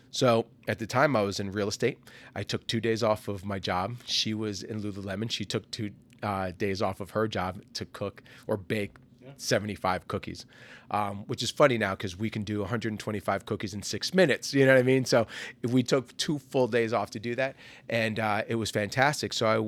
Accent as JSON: {"language": "English", "region": "New Jersey", "country": "United States", "lives_now": "Orlando, United States", "said": "We hail from New Jersey, but it was Fat Ash Bakes was born here in Orlando in 2020."}